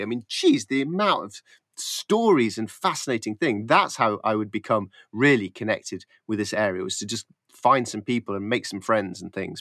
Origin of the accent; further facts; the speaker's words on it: Yorkshire Dales, Yorkshire and the Humber, United Kingdom; I grew up in the Yorkshire Dales, and as a kid, just me and my friends